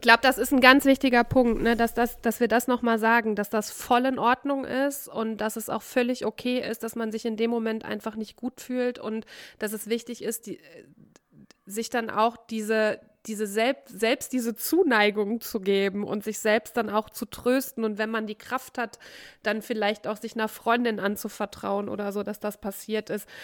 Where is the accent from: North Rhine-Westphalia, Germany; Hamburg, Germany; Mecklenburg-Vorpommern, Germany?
North Rhine-Westphalia, Germany; now in Cologne, Germany; aus dem Kaff, wo ich herkomme, vom Niederrhein